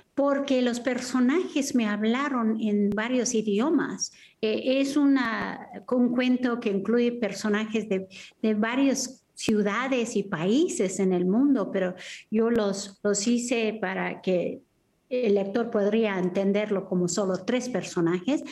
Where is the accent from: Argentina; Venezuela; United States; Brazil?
United States; moved away as an adult; now in San Miguel de Allende, Mexico; viví y nací en los Estados Unidos